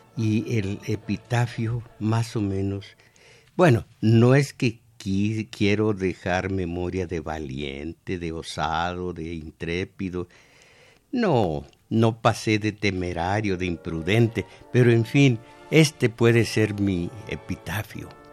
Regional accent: Jalpa, Zacatecas, Mexico; now in Mexico City, Mexico; ya venía yo hablando como los de Jalpa

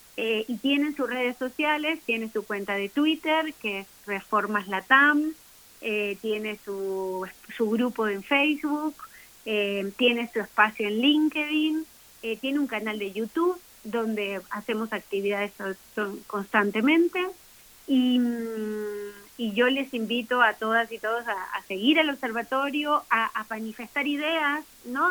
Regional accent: Mexico; como mexicanos y mexicanas

